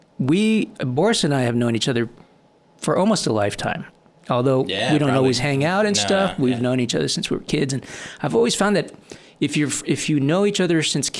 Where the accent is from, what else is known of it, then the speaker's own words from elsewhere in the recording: Guam; I grew up in Guam